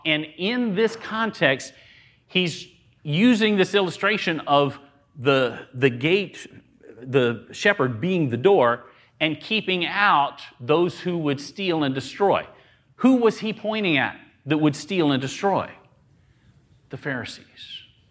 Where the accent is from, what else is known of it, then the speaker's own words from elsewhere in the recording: the South, United States; I grew up in the South